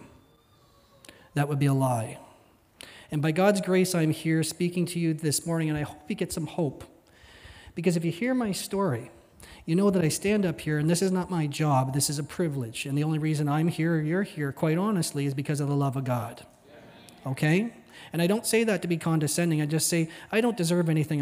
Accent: Midland, Ontario, Canada; moved away; I am a young man born and raised in Ontario

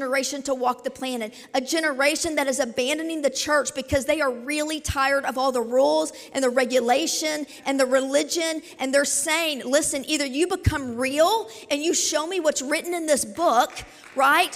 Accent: Southern Indiana, United States; also born or lived in Kentucky / Tulsa; I was born in Kentucky, raised here in Southern Indiana

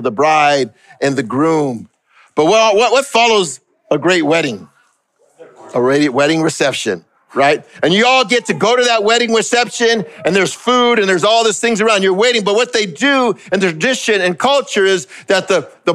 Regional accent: Los Angeles, California, United States; I grew up in East LA and right next to Alhambra and Pasadena.

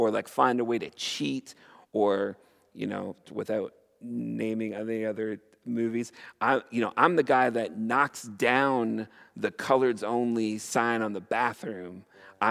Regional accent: Canada; as a Canadian

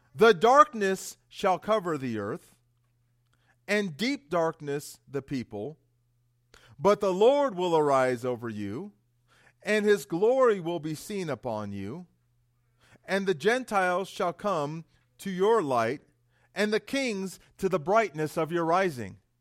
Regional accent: San Jose, California, United States; moved away as an adult; also born or lived in Florida; now in Estes Park, United States; I was born and raised in San Jose, California

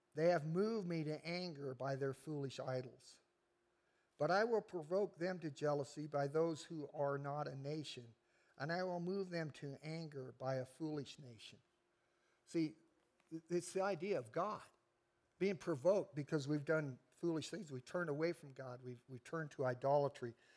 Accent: United States; I'm an American

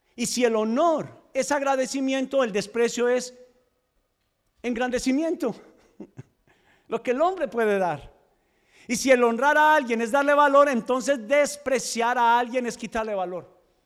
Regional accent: Medellín, Antioquia, Colombia; now in United States; los que somos de Medellín.

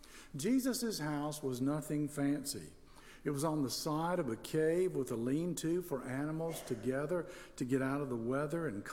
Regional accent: Tennessee, United States; moved away as an adult; also born or lived in Florida; Laura and I, when we were young, and we grew up in Tennessee, but we've spent most of our ministry in Florida

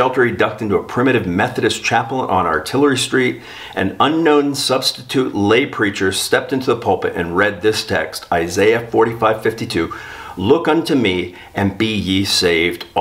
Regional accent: South Florida, United States; I grew up in South Florida

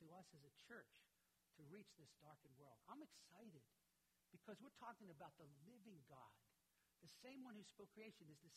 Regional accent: United States; Being an American

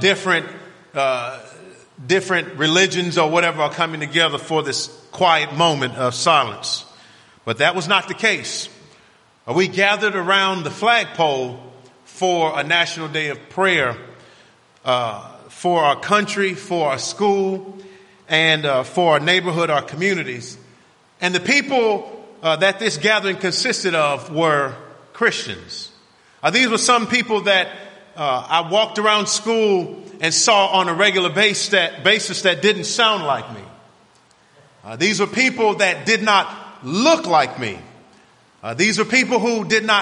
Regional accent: Miami, Florida, United States; growing up in Miami was an interesting experience for me

